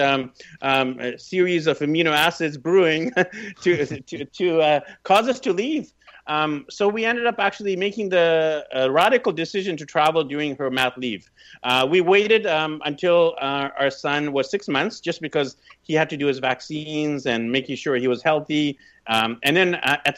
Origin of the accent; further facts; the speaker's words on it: Vancouver, British Columbia, Canada; moved away as an adult; also born or lived in Burnaby; I was pretty much born and raised in Vancouver